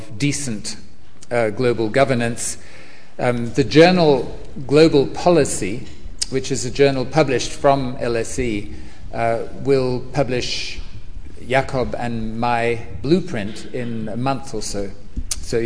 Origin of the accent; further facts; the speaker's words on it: New Zealand; I'm from New Zealand